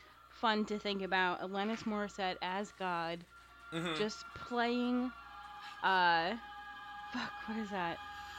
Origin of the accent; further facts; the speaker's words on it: New Jersey, United States; it is about my home state